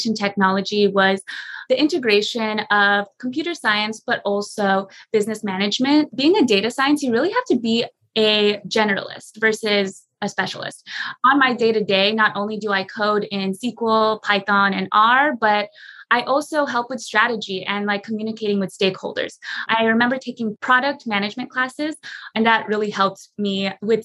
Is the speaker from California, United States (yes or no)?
yes; San Jose, California, United States; I was born and raised in San Jose, California, which is a Silicon Valley